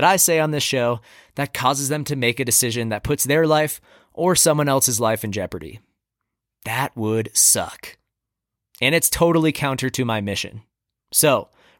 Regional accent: Bolton, Massachusetts, United States; also born or lived in Colorado; now in Telluride, United States; I grew up in the rolling hills of Central Mass. Shout out to Bolton, my hometown, and the Apple Capital of Massachusetts.

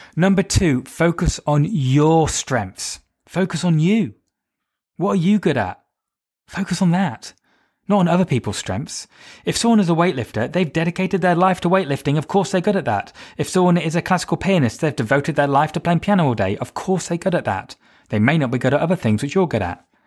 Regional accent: United Kingdom; I'm British. I mean, for me, I'm white, British, straight

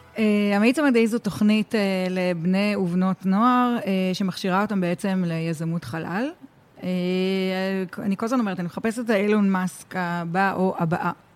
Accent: Tel Aviv, Tel Aviv District, Israel; אני אה, ילידת תל אביב, אני ביליתי הרבה במצפה ברמת אביב

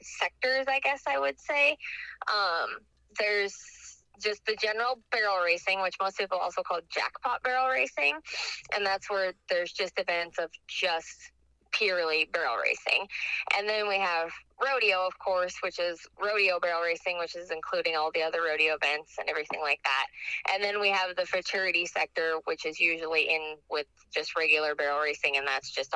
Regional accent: Minnesota, United States; moved away; my old circuit because I'm from Minnesota

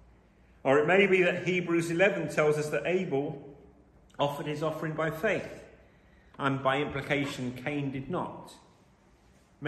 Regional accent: London, United Kingdom; I was born in London

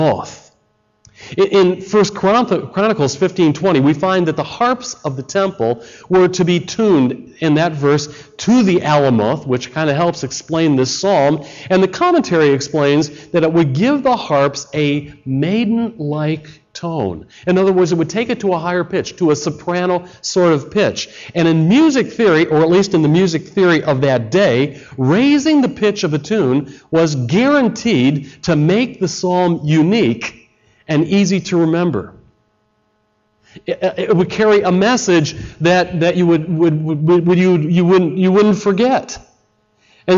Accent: Chicago, Illinois, United States; I come from Chicago.

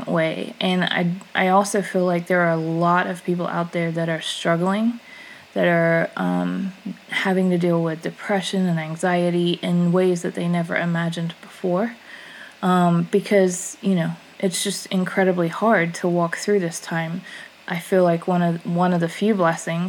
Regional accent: United States

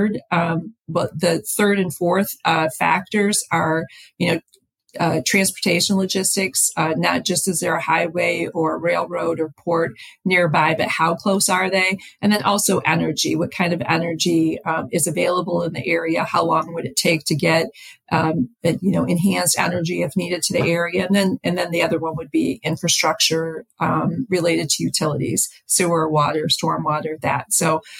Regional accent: Upper Peninsula, Michigan, United States; also born or lived in California; I came back to Michigan, to my hometown in the Upper Peninsula

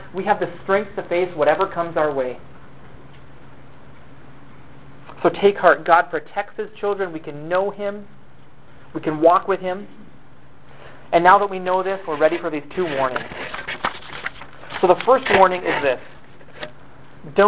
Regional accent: United States; also born or lived in China; I am an American

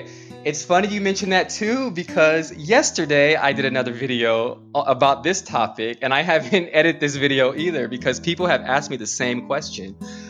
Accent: United States; moved away as an adult; now in Spain; And then when they hear my accent, they're like, oh, whoa, you're American.

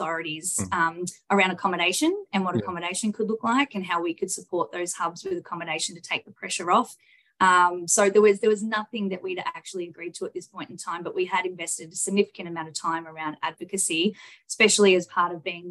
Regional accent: Bendigo, Victoria, Australia; also born or lived in Macedon Ranges; From Central Victoria, born and bred in Bendigo

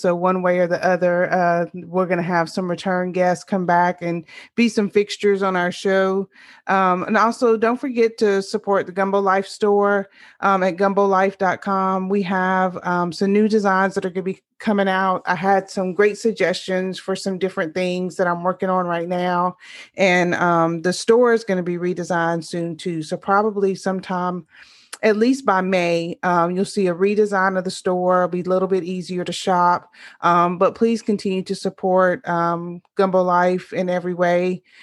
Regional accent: Louisiana, United States; born or raised there

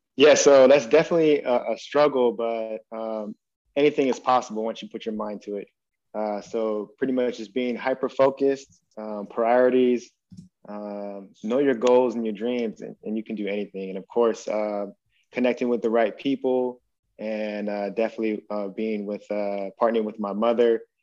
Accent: Stockton, California, United States; we were growing up in Stockton, California

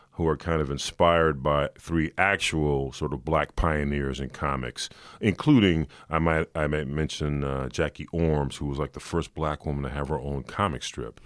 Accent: Los Angeles, California, United States; I grew up in South Central

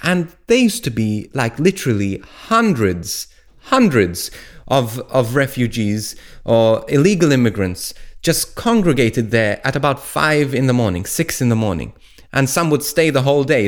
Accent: Malta; moved away as an adult; from where I was brought up in Malta. Now, when I was, um, I left Malta about fifteen years ago

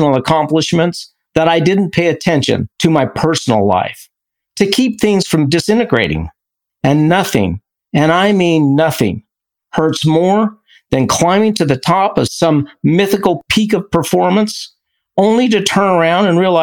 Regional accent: Idaho, United States; from Idaho

